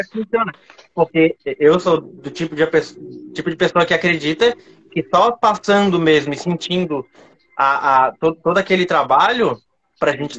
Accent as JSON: {"language": "Portuguese", "town": "Florianópolis", "region": "Santa Catarina", "country": "Brazil", "accent": "Manezinho", "said": "sou de Floripa aqui mesmo. É, dá pra, vai dar para perceber pelo sotaque"}